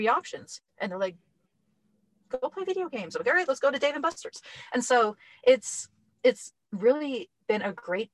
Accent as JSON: {"language": "English", "region": "Minnesota", "country": "United States", "said": "We are from Minnesota"}